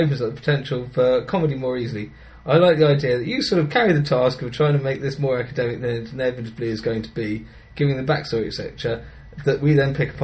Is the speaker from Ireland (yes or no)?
no; England, United Kingdom; I'm a bit of an average Englishman